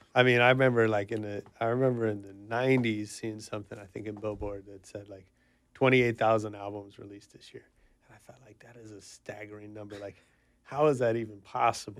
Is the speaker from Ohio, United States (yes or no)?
no; the Bay Area, California, United States; I'm from the Bay